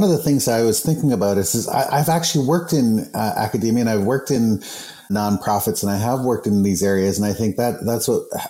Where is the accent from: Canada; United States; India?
Canada; Manitoba; now in North Vancouver, Canada; I'm Anishinaabe from Ebb and Flow and Lake Manitoba First Nations in Manitoba.